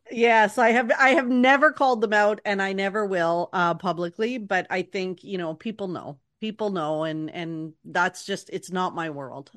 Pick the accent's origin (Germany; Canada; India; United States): Canada; being a Canadian Disney fan